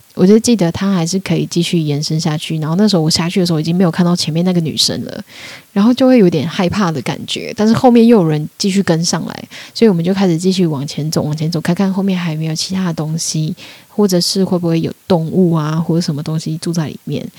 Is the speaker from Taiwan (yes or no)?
yes; Taiwan; moved away as an adult; also born or lived in Austria / Australia / London; 我就说我是台湾人